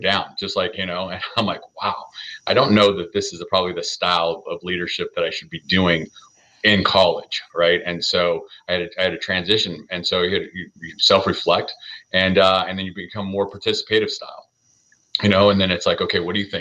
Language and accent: English; Southern California, United States; I was born and raised in Southern California